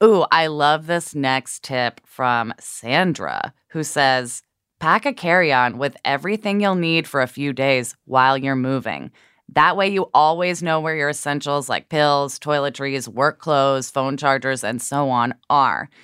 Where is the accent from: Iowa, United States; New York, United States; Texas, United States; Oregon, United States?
Oregon, United States; Portland; moved away; my favorite diner in Multnomah Village in Portland